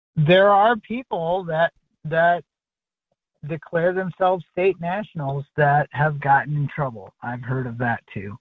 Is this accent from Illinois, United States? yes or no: no; Michigan, United States; my allegiance is to the state of Michigan, where I was born